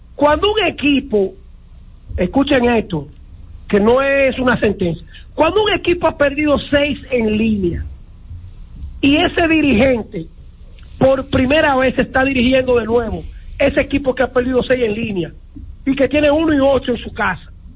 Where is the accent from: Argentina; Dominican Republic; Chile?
Dominican Republic; como dominicano